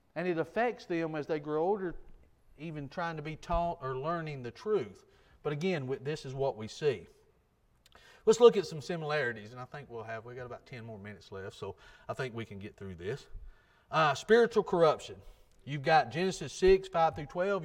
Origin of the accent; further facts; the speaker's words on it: United States; I grew up in Jackson County.